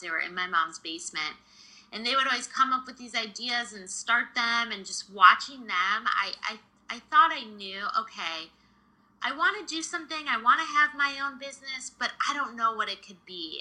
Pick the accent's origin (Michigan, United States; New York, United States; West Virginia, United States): Michigan, United States; suburbs outside of Detroit; So I grew up in Michigan in the suburbs outside of Detroit.